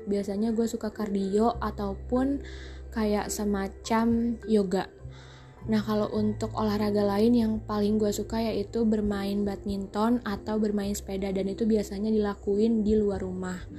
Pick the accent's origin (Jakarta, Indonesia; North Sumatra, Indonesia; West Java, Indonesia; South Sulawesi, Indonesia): Jakarta, Indonesia; born there; Gue tinggal di daerah Jakarta Selatan, khususnya daerah Kebayoran Lama. Gue lahir di Jakarta pada tanggal 5 Juli 2003.